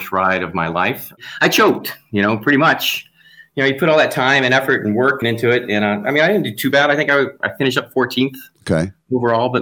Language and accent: English; Atlanta, Georgia, United States; also born or lived in Cleveland, Ohio; I was born in Cleveland, and then I grew up in Atlanta